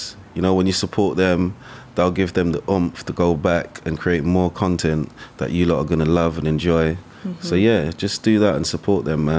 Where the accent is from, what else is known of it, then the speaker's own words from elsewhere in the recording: London, United Kingdom; in Hackney, in my hometown, in Mare Street.